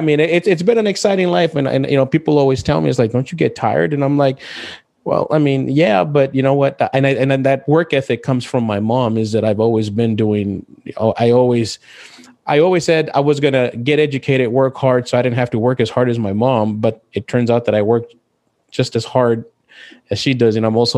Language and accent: English; El Paso, Texas, United States; moved away as an adult; also born or lived in Marshall, Texas; I was born in El Paso, Texas. Your stereotypical underdog, you know, born to a single parent with an eighth grade education.